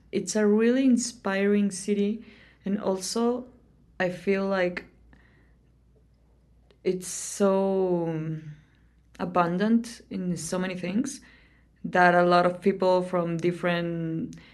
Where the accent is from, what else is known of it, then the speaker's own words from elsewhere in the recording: Saltillo, Coahuila, Mexico; moved away as an adult; also born or lived in Sabinas, Coahuila; now in Oaxaca City, Mexico; from Sabinas, Coahuila. It's like a tiny town in Coahuila, which is pretty north, but I lived all my life in Saltillo.